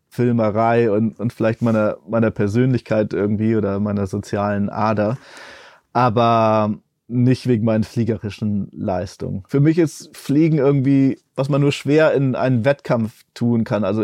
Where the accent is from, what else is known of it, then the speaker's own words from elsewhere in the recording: El Salvador; born there; Also ich bin in El Salvador geboren und immer wieder dorthin zurückgegangen zum, zum Arbeiten auch und ich habe da auch mal wieder gelebt eine Zeit lang.